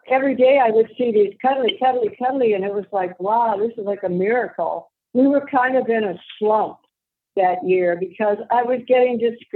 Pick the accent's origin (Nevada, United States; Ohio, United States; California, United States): Nevada, United States; Las Vegas; now in Monterrey, Mexico; I'm from Vegas.